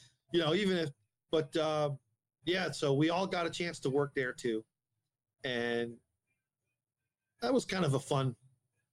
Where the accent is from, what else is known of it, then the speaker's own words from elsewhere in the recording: Satellite Beach, Florida, United States; also born or lived in New Jersey; I was born in New Jersey. And then, but, you know, I turned six in Satellite Beach